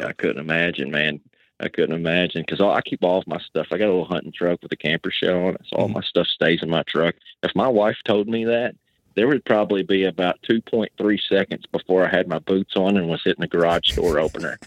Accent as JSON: {"language": "English", "region": "Western Kentucky", "country": "United States", "said": "I'm from Western Kentucky"}